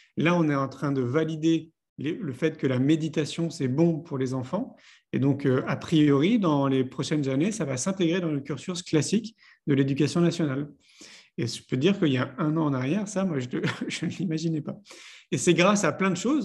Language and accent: French; Paris, Île-de-France, France; moved away as an adult; j'ai grandi à Paris. J'y ai vécu 34 ans